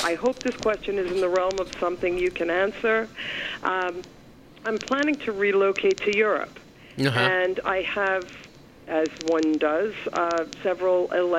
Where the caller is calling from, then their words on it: Nanuet, New York, United States; I'm calling from Rockland County, New York.